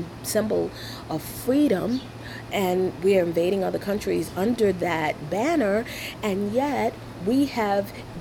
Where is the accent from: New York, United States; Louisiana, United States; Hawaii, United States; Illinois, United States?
New York, United States; New York City; also born or lived in Brooklyn Heights / Crown Heights; I was raised in Flatbush